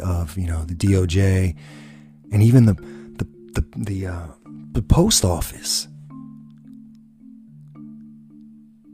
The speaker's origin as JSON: {"language": "English", "country": "United States"}